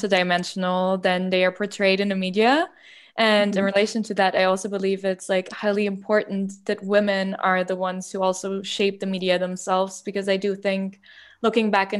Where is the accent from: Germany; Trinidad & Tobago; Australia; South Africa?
Germany; I grew up in Germany, and I remember in high school